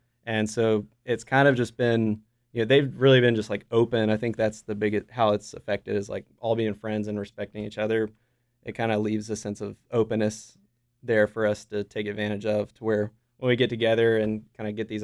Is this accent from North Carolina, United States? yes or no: yes; Smithfield, North Carolina, United States; William I grew up with in Smithfield.